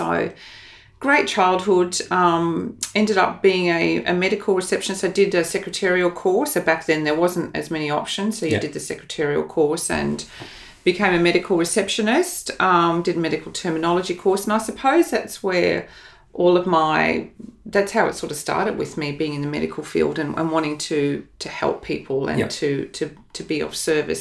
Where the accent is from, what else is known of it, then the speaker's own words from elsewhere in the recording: Melbourne, Victoria, Australia; moved away as an adult; now in Brisbane, Australia; grew up in Melbourne.